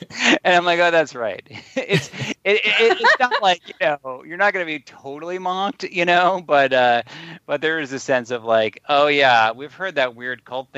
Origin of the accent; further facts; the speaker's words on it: Boston, Massachusetts, United States; I'm being from Boston